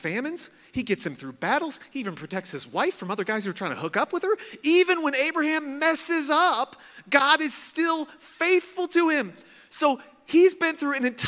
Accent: Midwest, United States; I'm from Midwest

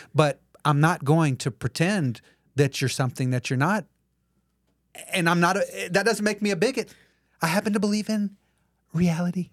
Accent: South Alabama, United States; moved away; I'm a kid from South Alabama

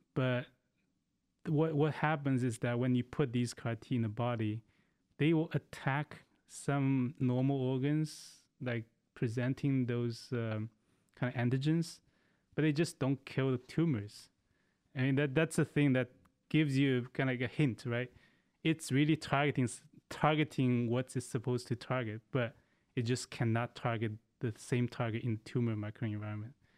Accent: China; moved away; I grew up in China.

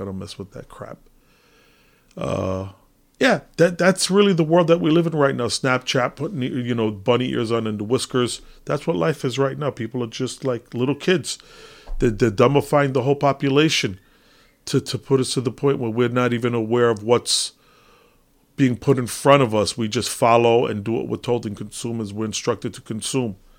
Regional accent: United States; as an American

